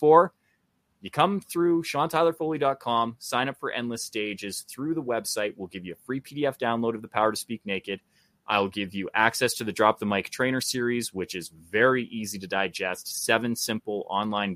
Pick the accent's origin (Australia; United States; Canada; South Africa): Canada; just being a Canadian